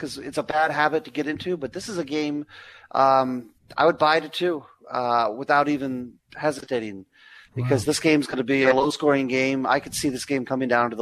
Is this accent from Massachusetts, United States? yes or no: no; South Florida, United States; I'm from South Florida.